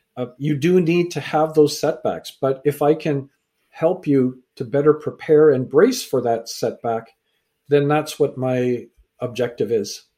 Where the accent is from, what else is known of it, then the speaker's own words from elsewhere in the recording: Canada; also born or lived in England; I was born in England, raised in Canada